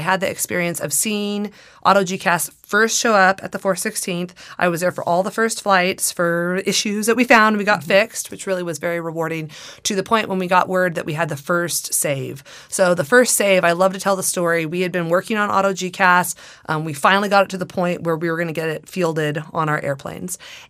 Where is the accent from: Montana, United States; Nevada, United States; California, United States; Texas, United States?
California, United States; So I grew up in the Antelope Valley, surrounded by flight tests, surrounded by the B-2 being built out at Palmdale and seeing that fly.